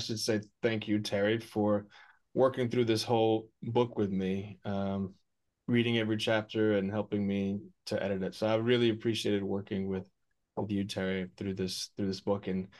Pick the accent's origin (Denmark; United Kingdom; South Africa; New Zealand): Denmark; Odense, Southern Denmark; born there; And I was born in Odense, Denmark, Odinsve, so Odin's sacrificial grove